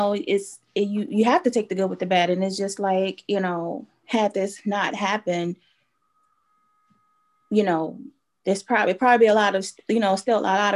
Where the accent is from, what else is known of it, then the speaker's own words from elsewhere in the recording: Chicago, Illinois, United States; Grew up West Side Chicago, born and raised, different areas on the West Side